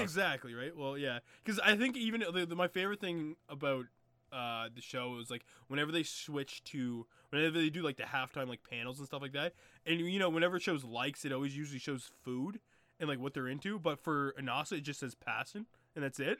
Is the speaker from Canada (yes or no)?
yes; Canada; still had three-wheelers where I'm from